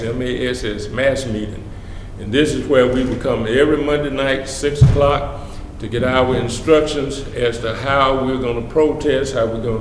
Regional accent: Tuscaloosa, Alabama, United States; I was born and raised here in Tuscaloosa

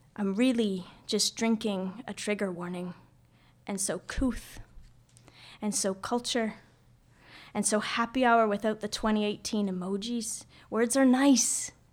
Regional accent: Nova Scotia, Canada; now in Vancouver, Canada; So I'm from Nova Scotia. I'm a Maritimer

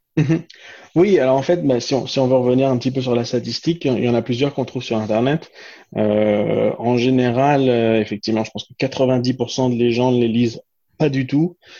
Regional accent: France; moved away as an adult; also born or lived in Quebec; je suis né en France et j'ai grandi en France

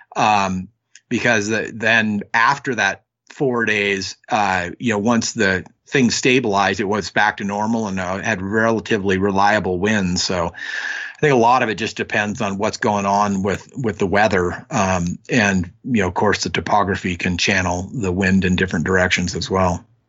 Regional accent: Northwestern California, United States; I grew up in Northwestern California, um, up near the Oregon border

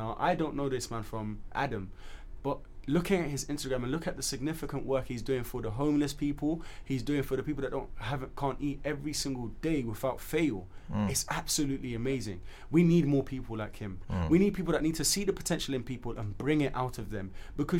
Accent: Sierra Leone; However, we as a country, I'm just saying from Sierra Leone's perspective.

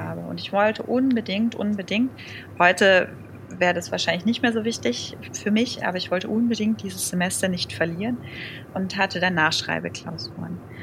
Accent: around Stuttgart, Baden-Württemberg, Germany; ich komme ja aus der Ecke, also rund um Stuttgart

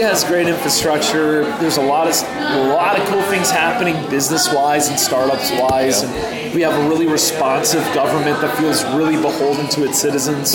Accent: Northern Virginia, United States; moved away as an adult; also born or lived in Pittsburgh, Pennsylvania; now in Knoxville, United States; I grew up around Northern Virginia

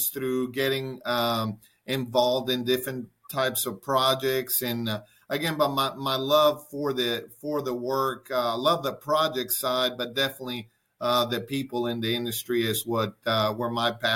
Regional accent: Caracas, Capital District, Venezuela; moved away as an adult; now in United States; I was born in Venezuela, in Caracas, Venezuela, and lived there all the way through my high school years

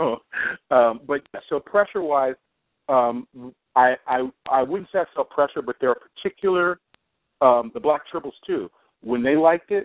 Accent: United States; I grew up black in the United States.

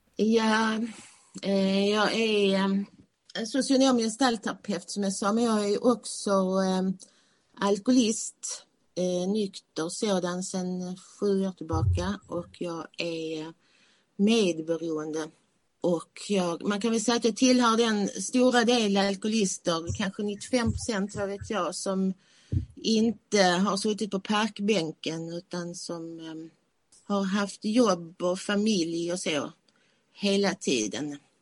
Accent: Malmö, Skåne, Sweden; moved away as an adult; now in Sölvesborg, Sweden; jag kommer från Malmö, som ni kanske hör

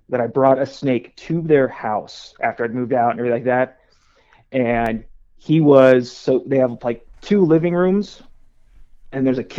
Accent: Central Valley, California, United States; I grew up in California, right there, smack dab in the middle, Central Valley, in between Fresno and Bakersfield.

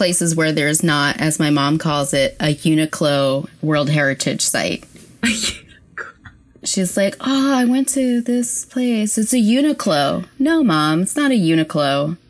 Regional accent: San Francisco, California, United States; I say San Francisco.

